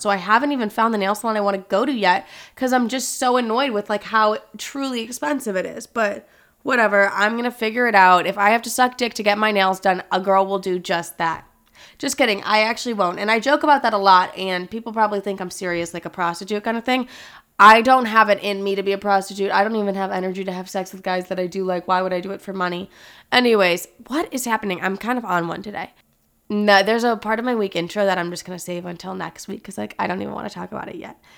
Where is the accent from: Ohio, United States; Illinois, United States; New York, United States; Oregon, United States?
Illinois, United States; thirty minutes from Chicago; also born or lived in California; I moved to Chicago, which is, like, literally thirty minutes away from my hometown